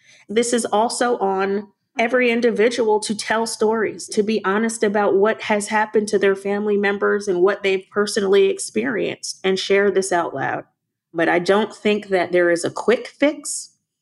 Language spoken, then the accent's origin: English; Long Island, New York, United States; moved away; I'm a New Yorker. I think I mentioned earlier on the phone that I'm from Long Island, and so a lot of my family members still live in New York